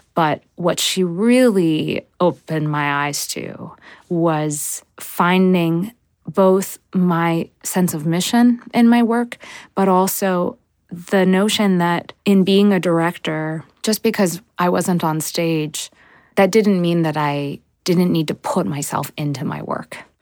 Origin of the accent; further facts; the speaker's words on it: United States; now in Brooklyn, United States; I was growing up in America